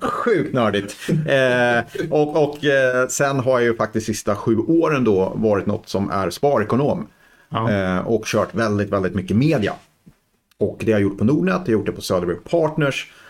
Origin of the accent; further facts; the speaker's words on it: Degerfors, Örebro County, Sweden; Jag kommer ju från Degerfors från början